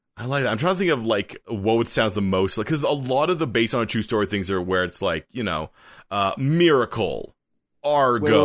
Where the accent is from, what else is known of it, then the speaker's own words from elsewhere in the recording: Canada; a Canadian writer